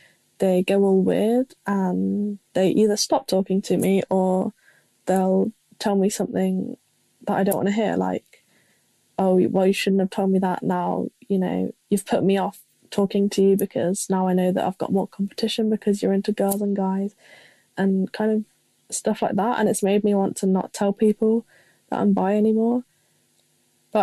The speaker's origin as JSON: {"language": "English", "region": "England", "country": "United Kingdom", "said": "I'm 18. And I'm from England, if you can tell"}